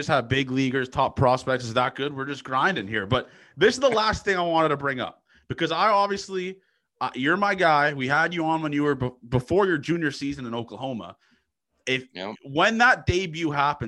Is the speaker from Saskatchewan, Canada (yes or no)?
no; Toronto, Ontario, Canada; my hometown team at the Rogers Center